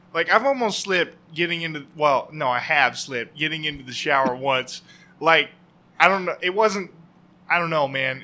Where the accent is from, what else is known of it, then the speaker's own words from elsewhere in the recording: Oregon, United States; I grew up here in Oregon. Um, about the only place I've ever been